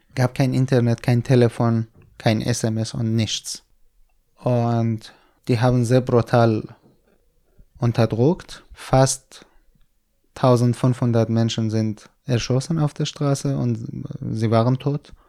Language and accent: German; Kurdistan, Iran; German is a second language; moved away as an adult; also born or lived in Hamedan, Iran; now in Berlin, Germany; Ich bin in Kurdistan geboren und aufgewachsen.